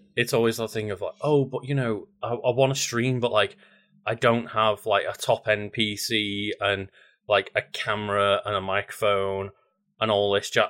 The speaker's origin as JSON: {"language": "English", "country": "United Kingdom", "said": "especially as a British person"}